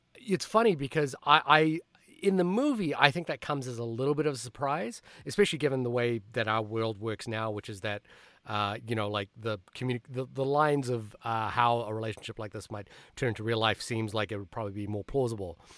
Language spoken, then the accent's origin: English; Fiji; also born or lived in New Zealand; now in United States; I immigrated from Fiji to New Zealand to the United States